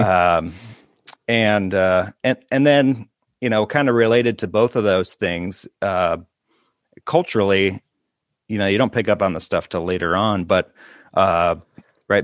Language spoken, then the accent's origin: English; Brooklyn Park, Minnesota, United States; I grew up in Minneapolis suburbs, uh, Brooklyn Park, it's the name of the city